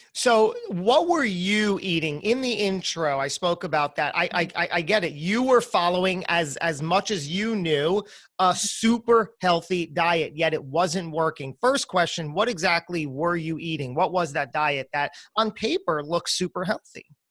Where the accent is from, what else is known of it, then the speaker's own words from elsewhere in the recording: New Jersey, United States; accent: New Jersey; with my New Jersey accent, an American like me